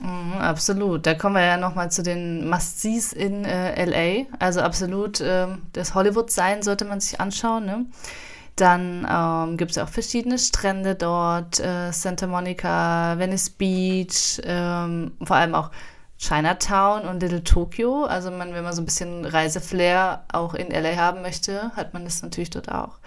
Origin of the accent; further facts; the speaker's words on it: Potsdam, Brandenburg, Germany; ich komme ja auch aus Potsdam